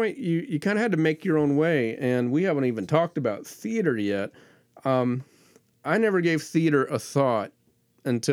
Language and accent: English; Fort Walton Beach, Florida, United States; also born or lived in DeFuniak Springs, Florida; I moved there from Fort Walton Beach, which had 20,000 people